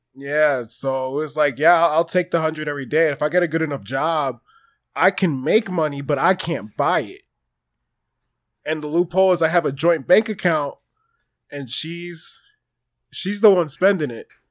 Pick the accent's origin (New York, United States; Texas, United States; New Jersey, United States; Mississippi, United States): New Jersey, United States; I'm from New Jersey